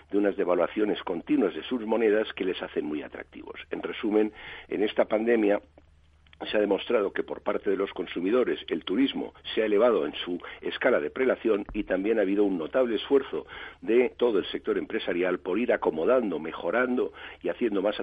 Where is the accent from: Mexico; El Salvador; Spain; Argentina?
Spain; somos los españoles viajando por España, que es un 40% de la actividad.